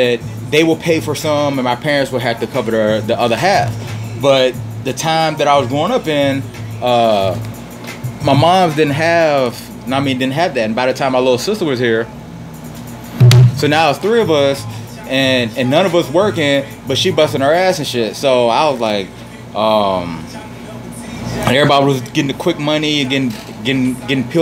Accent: Richmond, Virginia, United States; moved away as an adult; also born or lived in Petersburg, Virginia; growing up in Richmond

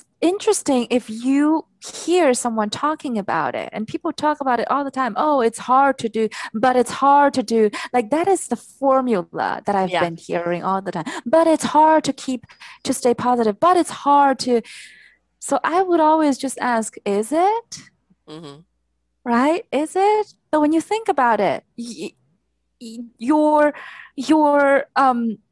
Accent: China; moved away as an adult; I was born and raised in China

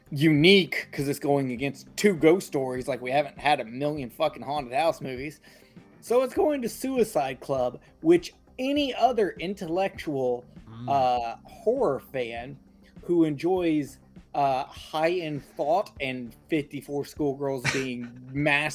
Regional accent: United States; I'm American

